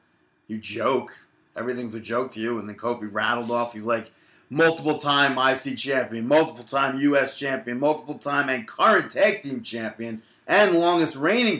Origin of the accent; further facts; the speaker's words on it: Canada; Dean, I'm Canadian.